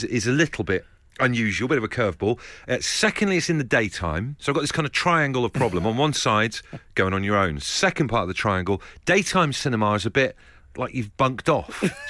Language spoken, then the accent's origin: English; Brixham, South West England, United Kingdom; Paynton in Devon. I'm from Brixham.